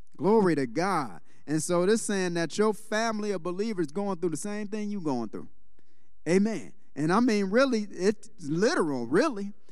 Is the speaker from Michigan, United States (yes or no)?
yes; Detroit, Michigan, United States; moved away; I was born and raised in Detroit